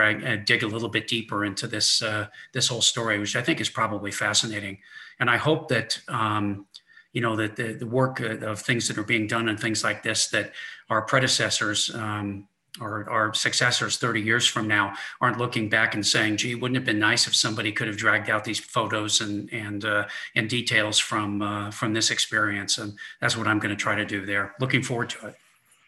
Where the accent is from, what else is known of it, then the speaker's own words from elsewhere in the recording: San Francisco Bay Area, California, United States; I grew up there in the San Francisco Bay Area